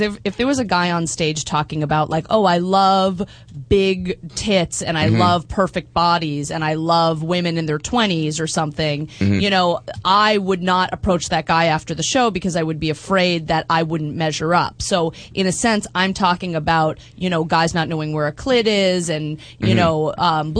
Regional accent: Boston, Massachusetts, United States; No, I'm from Boston.

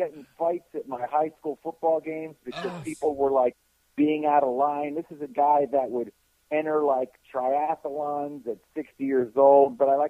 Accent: Philadelphia, Pennsylvania, United States; born there; because I was born in Philly, my dad was born in Philly, my mom's from Philly, all my aunts and uncles and cousins.

